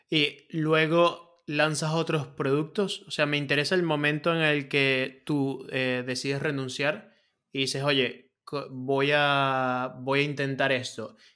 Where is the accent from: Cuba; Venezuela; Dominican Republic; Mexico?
Venezuela; now in Spain; cuando yo vengo a España, que vengo de Venezuela, vengo a una situación que económicamente no era la mejor, ¿no?